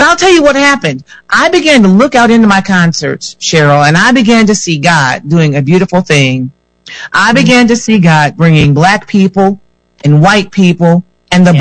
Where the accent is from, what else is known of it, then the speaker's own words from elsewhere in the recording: Michigan, United States; I am a Michigan native. Uh-huh. I was born and raised in Michigan